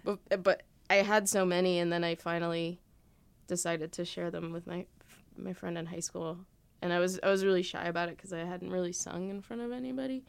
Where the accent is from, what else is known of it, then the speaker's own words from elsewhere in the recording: Elizabeth, New Jersey, United States; I grew up in Elizabeth